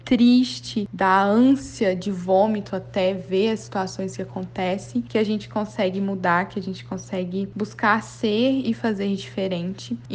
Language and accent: Portuguese; Belo Horizonte, Minas Gerais, Brazil; eu sou de Belo Horizonte